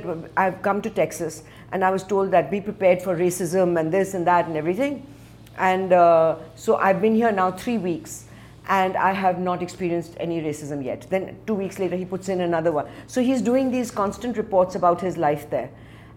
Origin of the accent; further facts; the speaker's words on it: India; from India